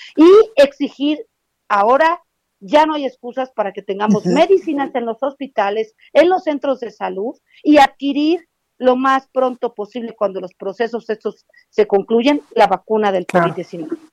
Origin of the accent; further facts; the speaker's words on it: Mexico; somos todos los mexicanos